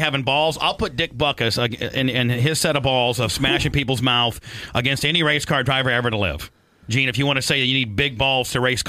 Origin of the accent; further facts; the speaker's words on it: Warsaw, Indiana, United States; when I was growing up in Indiana